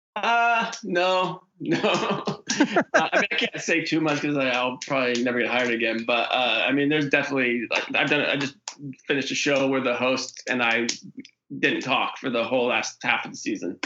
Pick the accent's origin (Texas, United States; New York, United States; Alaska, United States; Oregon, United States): Oregon, United States; moved away; the Oregon episode, which shot in my hometown